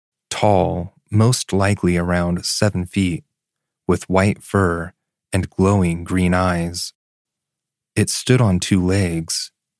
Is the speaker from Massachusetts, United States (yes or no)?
no; Florida, United States; I grew up in South Florida, Broward County to be exact.